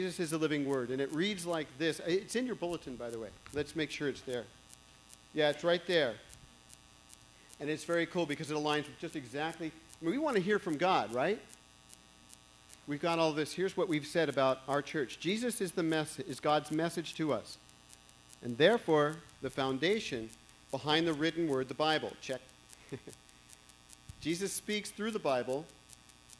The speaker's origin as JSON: {"language": "English", "town": "Walnut Creek", "region": "California", "country": "United States", "tie": "born or raised there", "said": "I grew up in Walnut Creek here"}